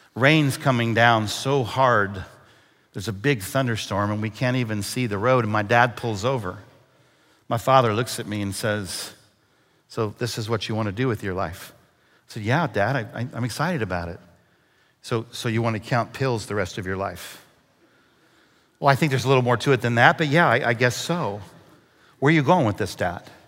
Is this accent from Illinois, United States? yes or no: no; Brazil, Indiana, United States; moved away; also born or lived in Texas; I grew up about two hours north of here in a little town called Brazil, Indiana.